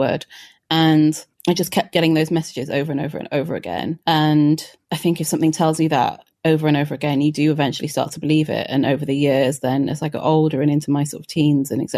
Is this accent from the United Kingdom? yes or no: yes; Wales, United Kingdom; born or raised there